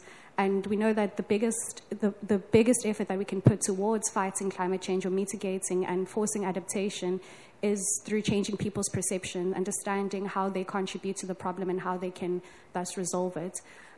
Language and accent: English; South Africa; I'm from South Africa as well, so Sanibonani.